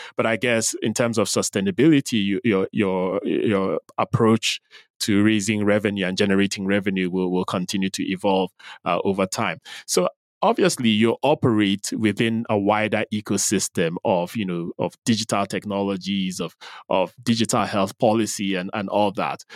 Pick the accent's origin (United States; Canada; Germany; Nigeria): Nigeria; now in Nairobi, Kenya; you're in my home country